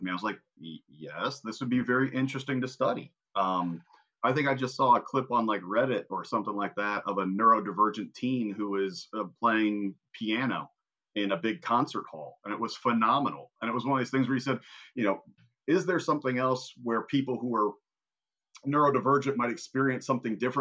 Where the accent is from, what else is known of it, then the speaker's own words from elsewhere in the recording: Indiana, United States; I'm from Indiana